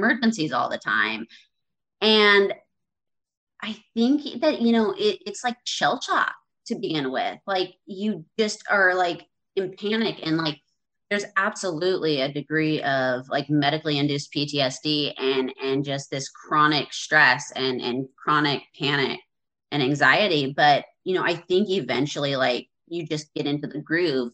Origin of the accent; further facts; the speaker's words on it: central Washington State, United States; we moved back to my hometown in central Washington State in 2016.